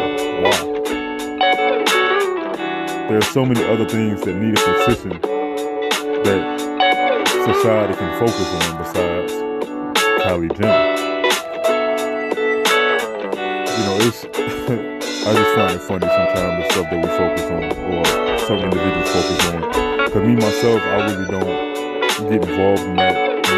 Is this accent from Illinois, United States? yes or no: yes; Chicago, Illinois, United States; I am from Chicago, so you know we talk kind of fast